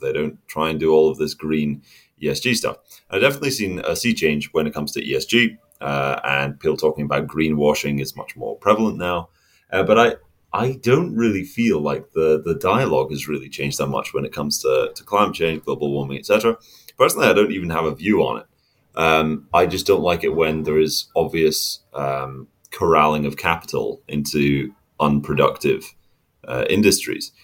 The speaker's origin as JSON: {"language": "English", "region": "Scotland", "country": "United Kingdom", "said": "I am a Scotsman in Scotland right now"}